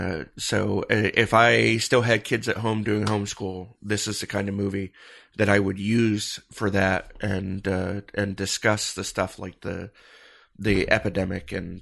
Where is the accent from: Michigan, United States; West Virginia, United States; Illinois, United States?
Michigan, United States; You know, I grew up in Michigan and we had lakes, you know, so packed so tightly around us, you couldn't throw a stone without hitting one.